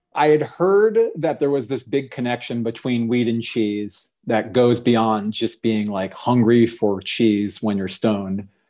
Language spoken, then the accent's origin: English; Orlando, Florida, United States; I grew up in Orlando, Florida.